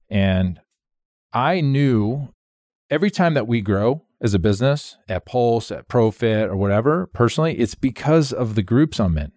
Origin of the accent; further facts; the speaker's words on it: Phoenix, Arizona, United States; moved away as an adult; also born or lived in Monroe, Louisiana; I come from Phoenix